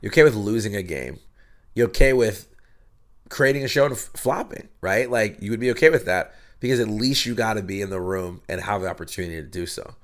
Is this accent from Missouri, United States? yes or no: no; State College, Pennsylvania, United States; moved away as an adult; now in Los Angeles, United States; I grew up in Pennsylvania